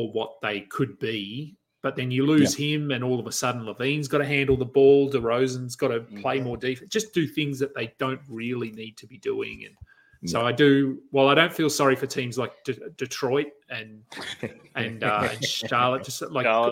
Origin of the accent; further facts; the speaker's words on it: Australia; We're Australian